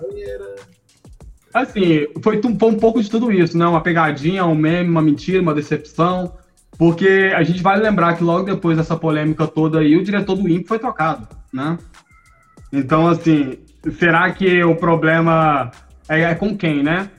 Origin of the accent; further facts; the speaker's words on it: Contagem, Minas Gerais, Brazil; Eu cresci, eu e a Fatine crescemos juntos lá no Ressaca. Ressaca é uma região de Contagem